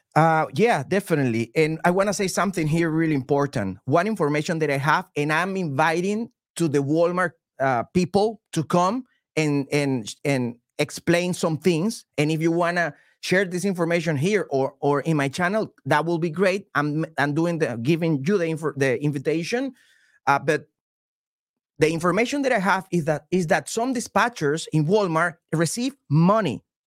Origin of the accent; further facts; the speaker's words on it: Venezuela; English is a second language; now in United States; I'm from Venezuela